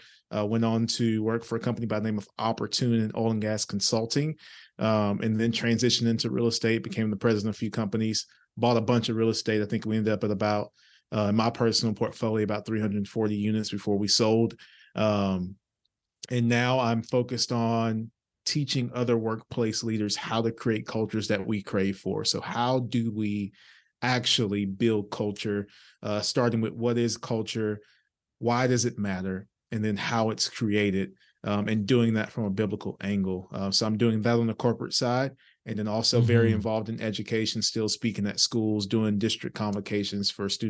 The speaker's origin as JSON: {"language": "English", "town": "Orange", "region": "Texas", "country": "United States", "said": "I'm from a small town in East Texas by the name of Orange, Texas. If you're driving on I-10, it's the last town in Texas before you cross over into Louisiana. Gotcha. So very small town, humble beginnings."}